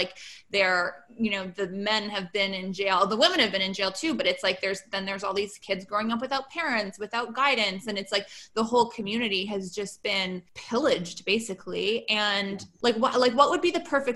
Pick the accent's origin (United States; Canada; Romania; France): Canada; I'm Canadian